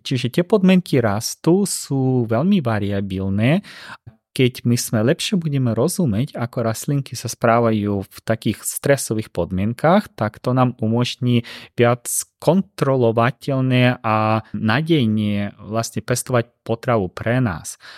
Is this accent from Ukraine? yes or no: yes; Ukraine; Slovak is a second language; now in Slovakia; som Ukrajinec